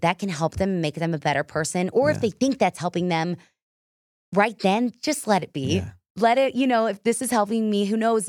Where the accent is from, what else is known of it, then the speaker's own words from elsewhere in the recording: Texas, United States; that was, like, a fail growing up in Texas.